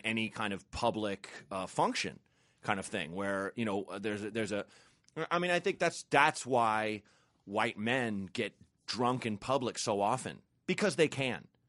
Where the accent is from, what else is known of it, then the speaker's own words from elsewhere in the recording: Portland, Oregon, United States; I grew up in Portland, Oregon